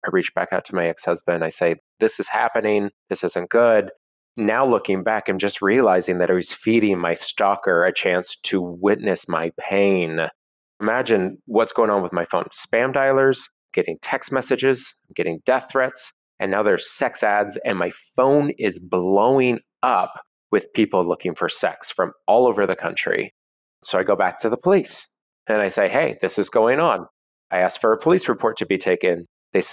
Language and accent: English; Seattle, Washington, United States; I'm in my hometown of Seattle